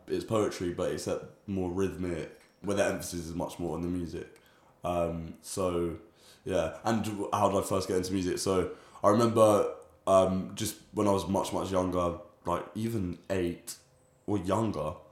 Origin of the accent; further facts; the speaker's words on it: London, United Kingdom; growing up in London